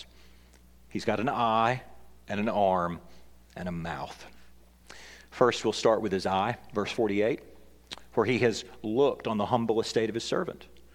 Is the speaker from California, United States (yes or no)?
no; Tennessee, United States; I'm from Tennessee